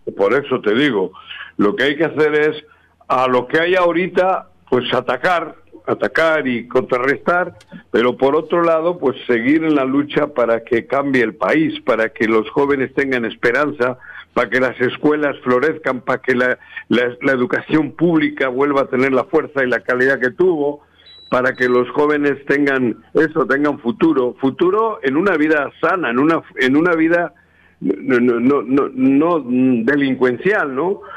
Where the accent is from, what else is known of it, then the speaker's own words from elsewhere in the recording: Cuernavaca, Morelos, Mexico; moved away; also born or lived in Jalisco; soy de Cuernavaca